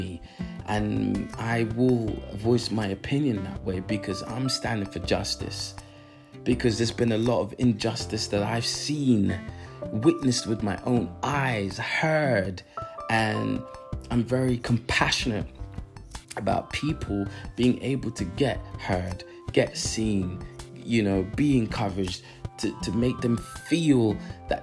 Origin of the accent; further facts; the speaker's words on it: London, United Kingdom; I live in London, you know, I was born in London